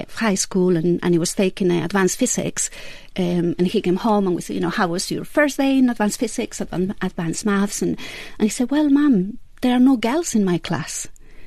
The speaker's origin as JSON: {"language": "English", "town": "Vitoria-Gasteiz", "region": "Basque Country", "country": "Spain", "tie": "born or raised there", "also_born_or_lived": "United States / England", "moved": "yes", "said": "So I was born in Vitoria Gasteiz. That's the capital of Basque Country in Spain."}